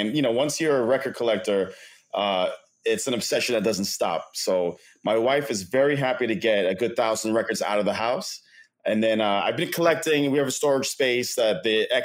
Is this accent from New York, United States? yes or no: yes; New York City, New York, United States; I was born and raised in Queens